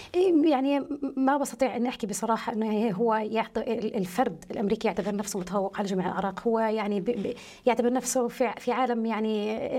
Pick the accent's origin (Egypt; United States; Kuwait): United States; moved away; أعتبر الجيل الثاني أو الثالث من أبناء عائلتي أو أبناء قريتي الذين نشأوا في أمريكا